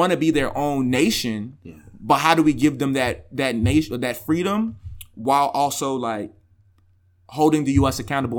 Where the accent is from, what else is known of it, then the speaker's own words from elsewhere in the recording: Homewood, Illinois, United States; also born or lived in Chicago, United States; I grew up in the South suburbs in the Nigerian household.